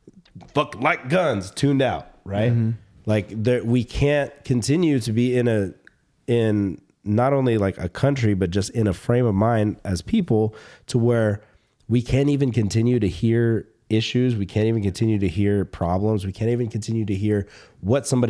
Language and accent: English; the South, United States; now in California, United States; I grew up in the South.